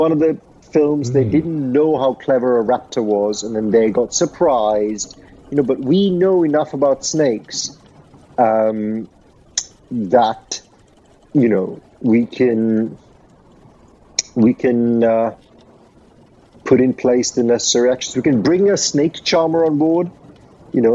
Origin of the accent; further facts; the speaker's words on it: Sri Lanka; I grew up in Sri Lanka.